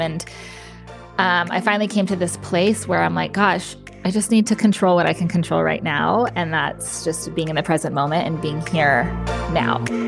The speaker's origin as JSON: {"language": "English", "region": "New Mexico", "country": "United States", "tie": "born or raised there", "also_born_or_lived": "Las Cruces, New Mexico", "moved": "as an adult", "lives_now": "Austin, United States", "said": "I moved to Austin, Texas from New Mexico. I was still living in my hometown, and I moved away."}